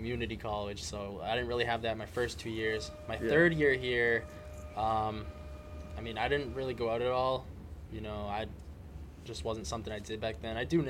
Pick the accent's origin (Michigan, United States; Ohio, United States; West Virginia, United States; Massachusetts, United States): Massachusetts, United States; Taunton; I'm from Taunton.